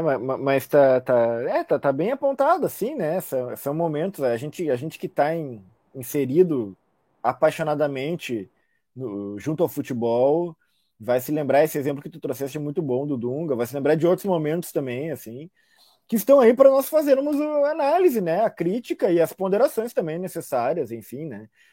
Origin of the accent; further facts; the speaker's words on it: Brazil; nós, enquanto brasileiros